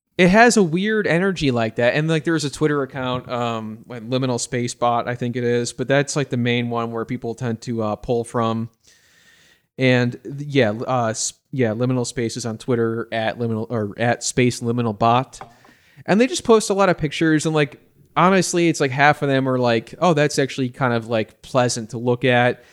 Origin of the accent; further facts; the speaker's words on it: Batavia, Illinois, United States; my hometown of, uh, Batavia, Illinois